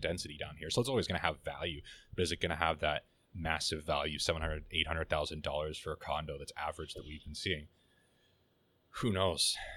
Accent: Canada; as a Canadian

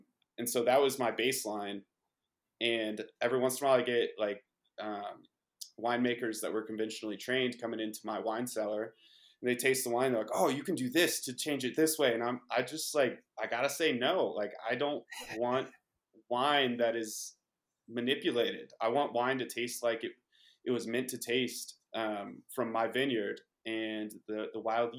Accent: Paonia, Colorado, United States; I grew up in Peonia, Western Colorado, on the vineyard that I live on now

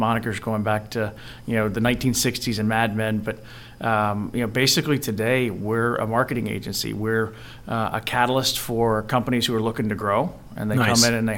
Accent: North Carolina, United States; moved away as an adult; also born or lived in Raleigh, North Carolina; now in Baltimore, United States; somebody from North Carolina with no relationships here

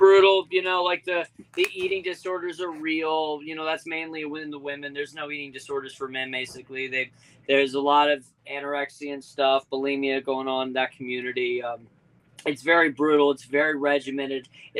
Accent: southeastern Hampton Roads, Virginia, United States; Born and raised in Virginia, southeastern Hampton Roads.

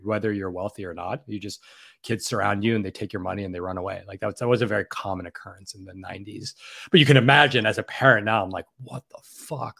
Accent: New York City, New York, United States; I grew up in, born and raised in New York City

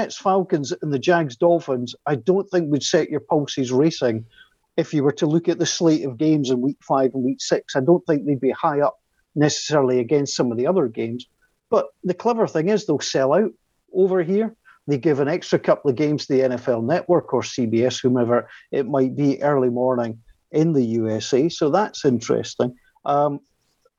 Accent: Scotland, United Kingdom; we're Scottish

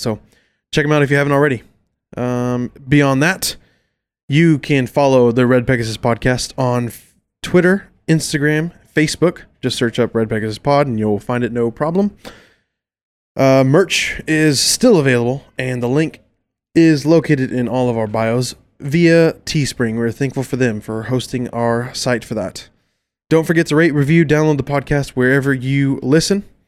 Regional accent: Carrollton, Texas, United States; we grew up in Carrollton Farmers Branch area

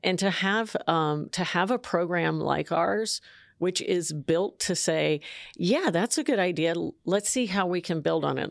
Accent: San Jose, California, United States; I'm from San Jose, California.

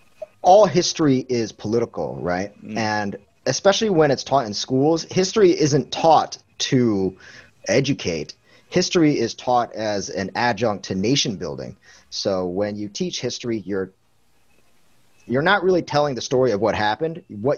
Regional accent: United States; I grew up in America

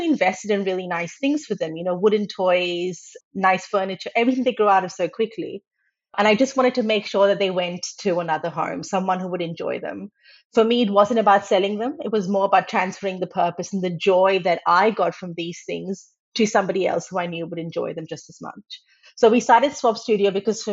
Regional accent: Australia; moved away as an adult; now in Netherlands; So I grew up in Australia

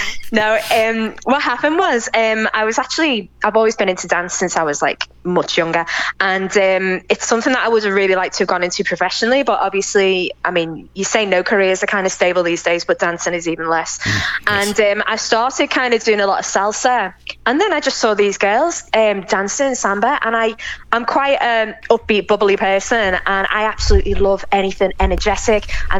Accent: England, United Kingdom; And I'd be like, no, I'm English, you know.

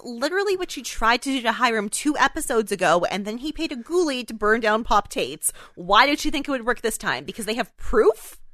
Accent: Canada; we're Canadian

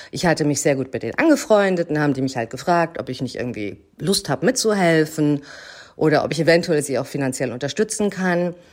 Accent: Hamburg, Germany; Ich bin Schauspielerin, ich komme aus Hamburg und ich habe angefangen zu Schauspielern mit 17.

